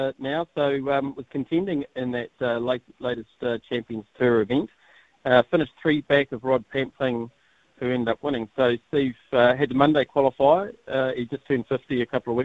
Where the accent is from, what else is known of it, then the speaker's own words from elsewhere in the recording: New Zealand; I'm a New Zealander of Māori descent